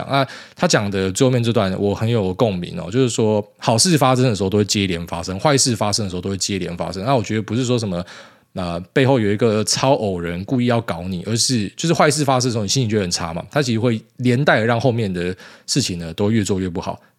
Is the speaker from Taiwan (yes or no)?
yes; Taiwan; moved away as an adult; 居留证回台湾申请我妻小的临时签证，然后再继续轮回。那另外我分享护照的心得，比起拿非欧盟护照的同事们，台湾护照真的是屌打